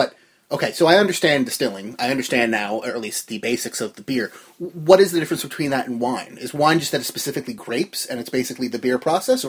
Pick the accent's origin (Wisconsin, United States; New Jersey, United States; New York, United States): New Jersey, United States; born or raised there